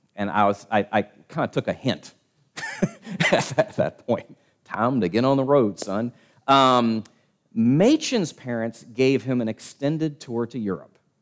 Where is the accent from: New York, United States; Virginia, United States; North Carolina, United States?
Virginia, United States; Richmond; my hometown, Richmond, Virginia